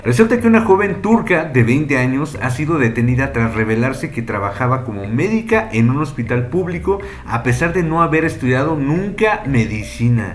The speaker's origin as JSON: {"language": "Spanish", "country": "Mexico", "said": "yo, que soy mexicano"}